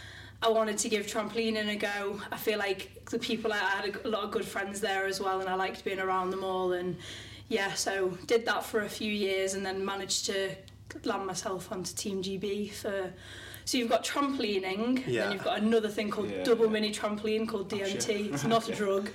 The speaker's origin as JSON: {"language": "English", "area": "the Wirral", "region": "North West England", "country": "United Kingdom", "moved": "yes", "lives_now": "Wigan, United Kingdom", "said": "I'm originally from the Wirral, but currently living in Wigan"}